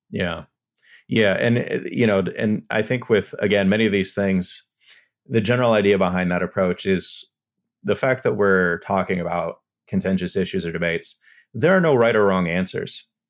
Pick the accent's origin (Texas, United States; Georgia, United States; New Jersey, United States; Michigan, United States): Texas, United States; El Paso; I'm from El Paso